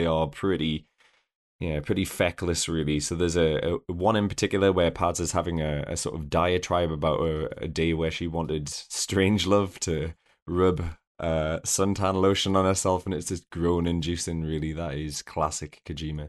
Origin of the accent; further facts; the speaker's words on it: United Kingdom; now in Northumberland, United Kingdom; I'm a, a, a British person who lives in the the armpit of, uh, rural Northumberland